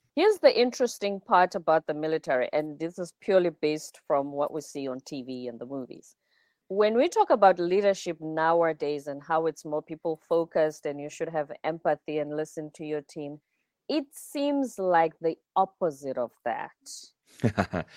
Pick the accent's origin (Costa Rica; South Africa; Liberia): South Africa; I'm South African, I'm from the Zulu culture.